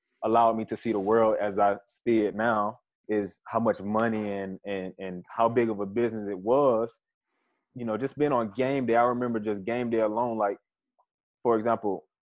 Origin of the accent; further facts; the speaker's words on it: Atlanta, Georgia, United States; My childhood was great growing up in Atlanta.